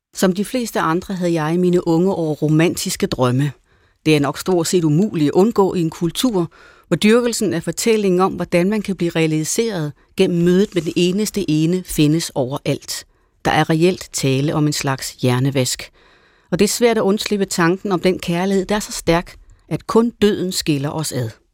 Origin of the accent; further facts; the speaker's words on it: Jutland, Denmark; Jeg er også fra Jylland